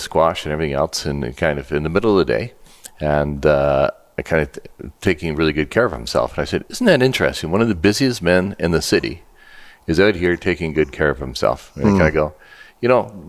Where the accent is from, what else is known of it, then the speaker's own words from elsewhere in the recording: Elmira, Ontario, Canada; now in Edmonton, Canada; I was born in a little town in Elmira back in 1952